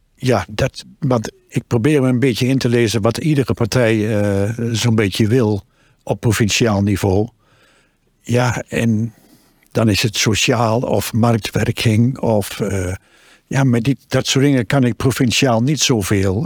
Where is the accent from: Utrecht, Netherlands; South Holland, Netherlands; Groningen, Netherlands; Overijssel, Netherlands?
Overijssel, Netherlands; Twente; now in Barger-Compascuum, Netherlands; Ik woon al bijna veertig jaar in Drenthe. Ik kom uit Twente, maar ik voel me erg Drent.